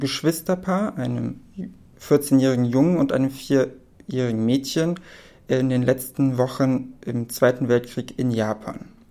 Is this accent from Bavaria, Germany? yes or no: no; Berlin, Germany; also born or lived in Poland; ich bin gebürtig aus Polen, aber lebe schon mein ganzes Leben in Berlin